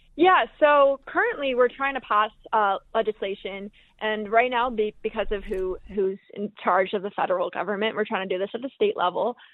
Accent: Northeast, United States; I'm from the Northeast.

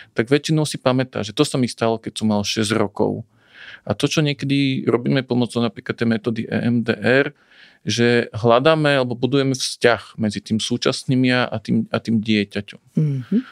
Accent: Bratislava, Bratislava Region, Slovakia; moved away as an adult; also born or lived in Banská Štiavnica area village; now in Banská Štiavnica area, Slovakia; Ja som teda rodený Bratislavčan, tu nás v tomto meste som mal kopec vzťahov

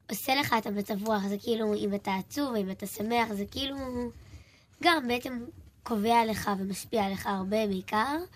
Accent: Elyakhin, Central District, Israel

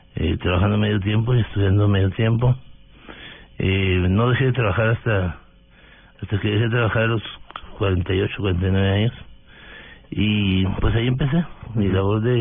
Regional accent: Delicias, Chihuahua, Mexico; moved away as an adult; now in Bogotá, Colombia; Yo soy un mexicano de origen humilde del norte de México, de Ciudad de Chihuahua es una población de 120.000 mil habitantes. Eh, crecí en, Delicias

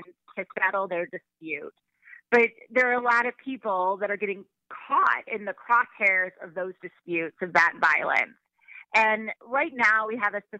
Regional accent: St. Louis, Missouri, United States; I live in St. Louis

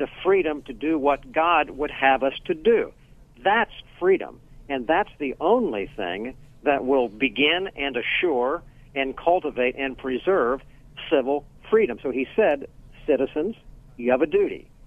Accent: Pennsylvania, United States; I'm from Pennsylvania, I'm calling from there now

